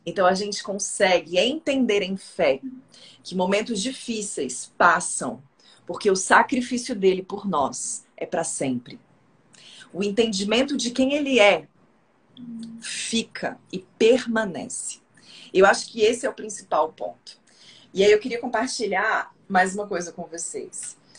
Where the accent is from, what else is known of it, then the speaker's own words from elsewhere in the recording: Brasília, Federal District, Brazil; eu sou de Brasília